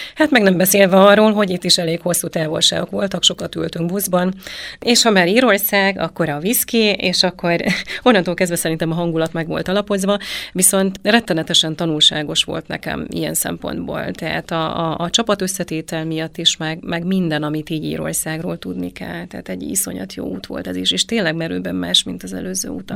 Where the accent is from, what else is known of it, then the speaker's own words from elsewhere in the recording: Transylvania, Romania; én ugye Erdélyből származom